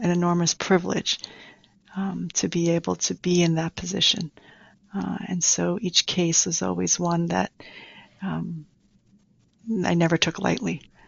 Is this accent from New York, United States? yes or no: yes; New York City, New York, United States; also born or lived in Taiwan; I grew up in Queens all my life.